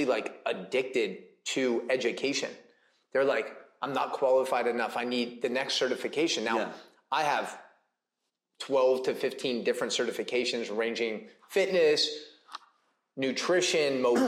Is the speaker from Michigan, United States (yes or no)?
no; San Francisco, California, United States; I grew up in the Bay Area, California, San Francisco area